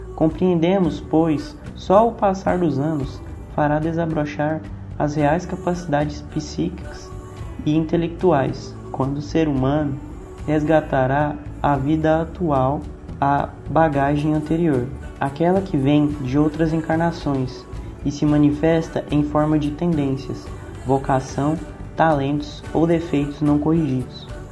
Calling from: Goiânia, Goiás, Brazil; eu falo de Goiânia

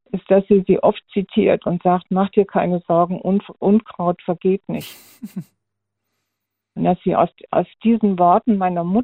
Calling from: Heilbronn, Baden-Württemberg, Germany; Ich bin der …, ich komme aus Gegend Heilbronn.

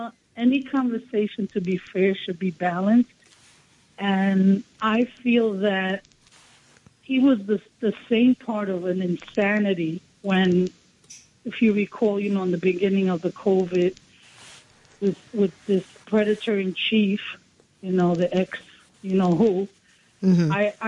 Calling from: Bronx, New York, United States; Down Bronx.

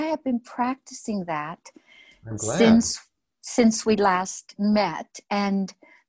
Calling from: Austin, Texas, United States; I'm coming from Austin, Texas.

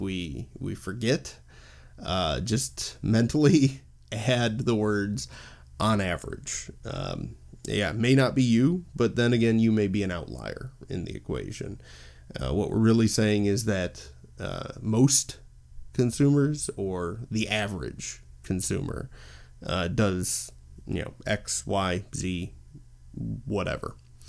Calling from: Illinois, United States; I'm recording from the U.S., specifically the Chicagoland area.

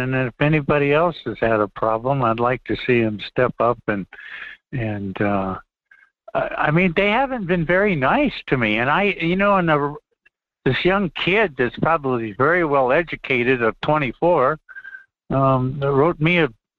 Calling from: Fairbanks, Alaska, United States; up in Fairbanks.

